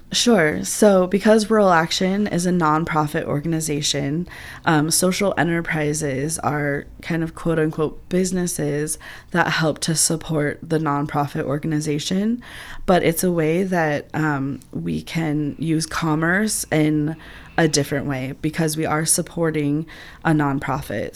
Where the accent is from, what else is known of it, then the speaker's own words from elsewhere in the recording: Upper Arlington, Ohio, United States; now in Athens, United States; I actually grew up in Upper Arlington and graduated from Upper Arlington High School